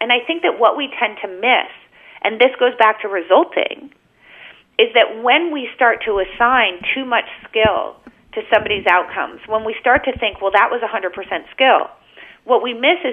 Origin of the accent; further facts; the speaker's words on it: United States; I was born in America.